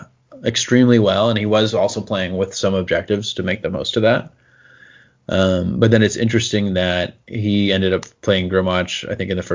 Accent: United States

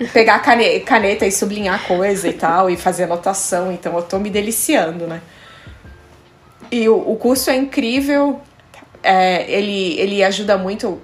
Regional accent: Brazil; moved away as an adult; also born or lived in Denmark; now in Copenhagen, Denmark; quando eu saí do Brasil

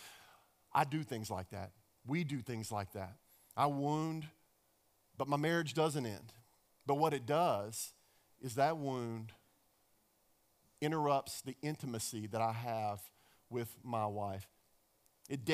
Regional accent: Dallas, Texas, United States; I grew up in Dallas, Texas

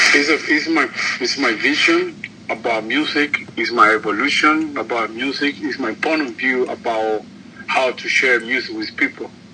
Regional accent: Cuba; I'm from Cuba.

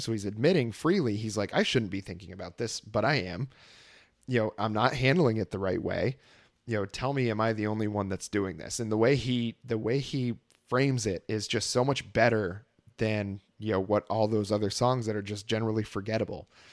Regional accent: Vermont, United States; moved away as an adult; also born or lived in Texas; growing up in Vermont, there's tons of bluegrass bands

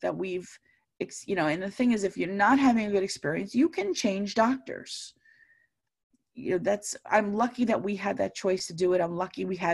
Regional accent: Long Island, New York, United States; I grew up in Long Island

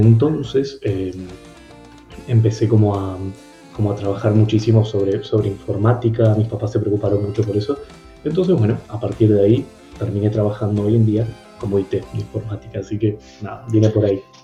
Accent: Treinta y Tres, Uruguay; yo vengo de un pueblo en concreto de Uruguay, mi pueblo es 33

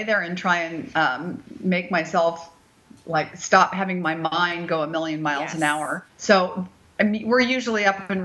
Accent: Bay Area, California, United States; moved away; I am from the Bay Area.

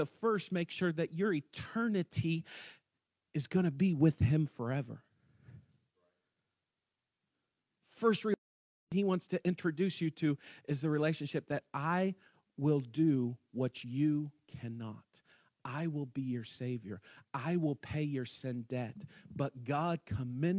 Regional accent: West Virginia, United States; I'm from West Virginia

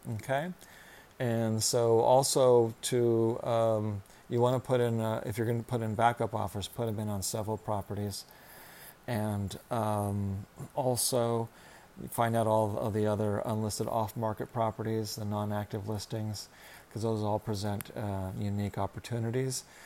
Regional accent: Orange County, California, United States; now in Los Angeles, United States; And I'm from Orange County, was where I went to high school.

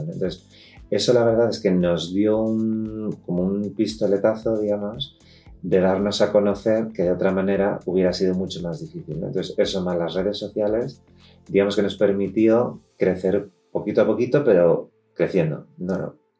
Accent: Madrid, Community of Madrid, Spain; nosotros somos de aquí de Madrid, vivimos en Madrid

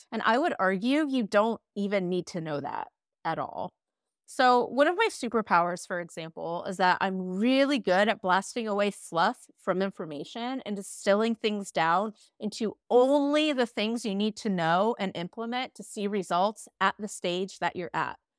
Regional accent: Midwest, United States; I'm from the Midwest

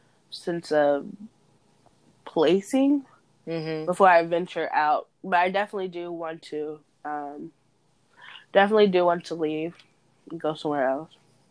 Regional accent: Fayetteville, North Carolina, United States; I guess I would say that Fayetteville, North Carolina is my hometown because

